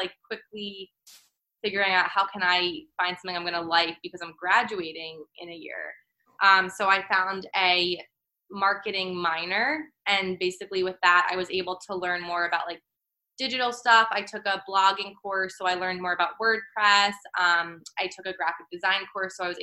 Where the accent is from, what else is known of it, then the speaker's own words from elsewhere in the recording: outside of Philadelphia, Pennsylvania, United States; moved away as an adult; also born or lived in Maryland; now in New York City, United States; I'm originally from Pennsylvania, from outside of Philly